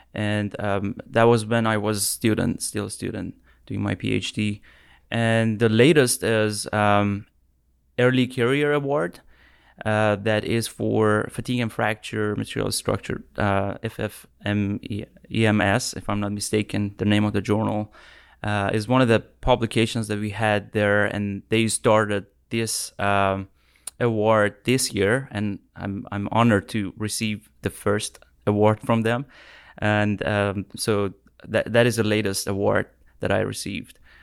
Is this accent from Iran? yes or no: yes; Tehran, Tehran Province, Iran; moved away as an adult; now in United States; I'm from Iran. Uh, I came to U S twenty seventeen for my P H D